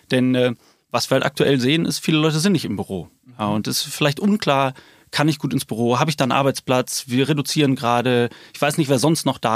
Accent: Rhineland, Germany; gut, ich komme hier aus dem Rheinland, also erstmal Hashtag Rheinland, glaube ich.

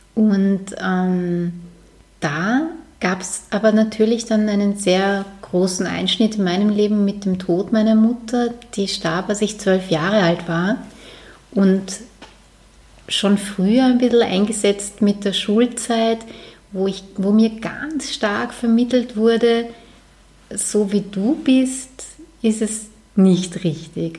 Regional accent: Vienna, Austria; moved away as an adult; now in Lower Austria, Austria; ich komme ursprünglich aus Wien, allerdings ist der Bezirk, wo ich aufgewachsen bin, drüber der Donau wirklich eher wie am Land

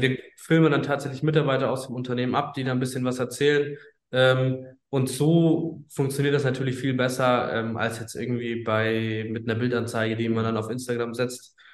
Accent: Bayreuth, Bavaria, Germany; moved away as an adult; now in Hamburg, Germany; wir kommen ursprünglich tatsächlich aus Bayreuth im schönen Oberfranken

